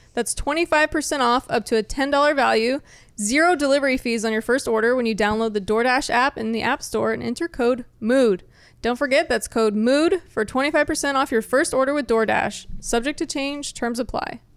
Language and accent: English; Corpus Christi, Texas, United States; moved away as an adult; also born or lived in San Antonio, Texas / California; now in Austin, United States; i grew up like on the coast in Corpus Christi